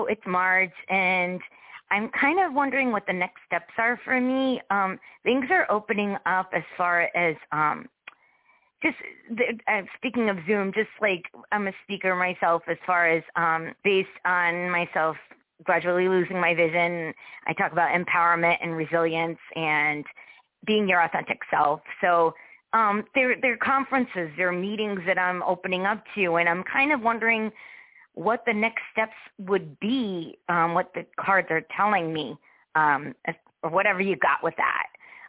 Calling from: Connecticut, United States; Hi, it's …, Connecticut.

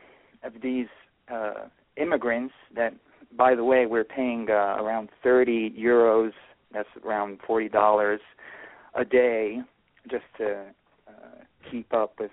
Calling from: Italy; I'm calling from Italy.

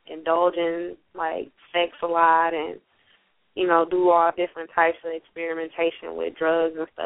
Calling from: Detroit, Michigan, United States; I'm calling from Detroit, Michigan.

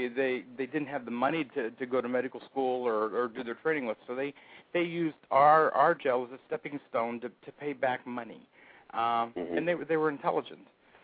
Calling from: Phoenix, Arizona, United States; I'm from Phoenix, Arizona.

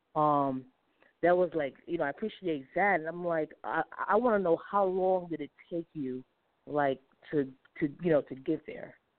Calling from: Atlanta, Georgia, United States; I'm calling from Atlanta, Georgia

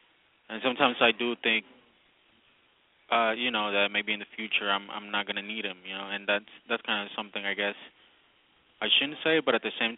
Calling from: Redwood City, California, United States; I'm from Redwood City.

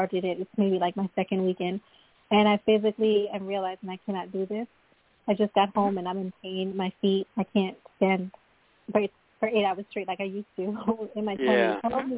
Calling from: Long Island, New York, United States; Hi, this is … I'm calling from New York, Long Island, New York.

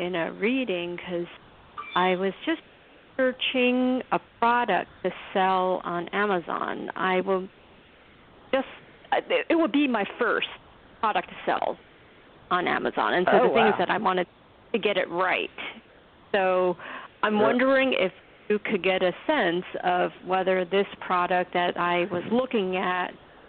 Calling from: New York City, New York, United States; calling from New York City and the Big Apple

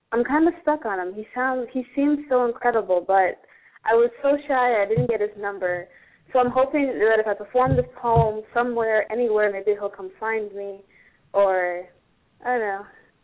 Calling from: California, United States; San Fernando Valley, California.

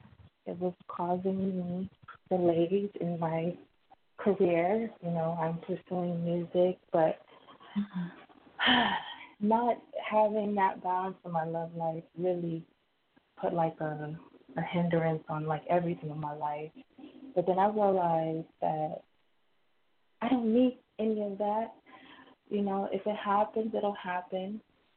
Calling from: Miami, Florida, United States; I'm calling from Miami.

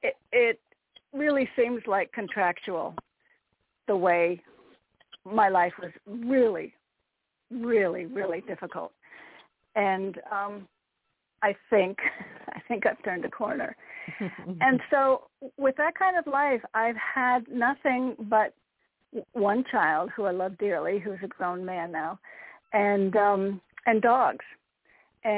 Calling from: Connecticut, United States

